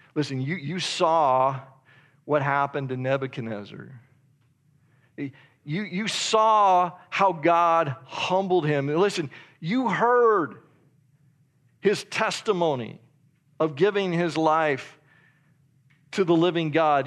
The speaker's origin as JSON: {"language": "English", "region": "Idaho", "country": "United States", "said": "I'm from Idaho"}